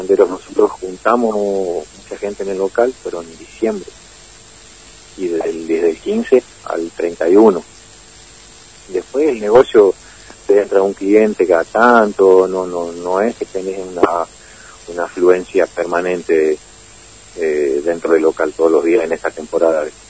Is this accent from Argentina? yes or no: yes; Salta, Argentina; moved away; la ciudad donde yo nací, en Salta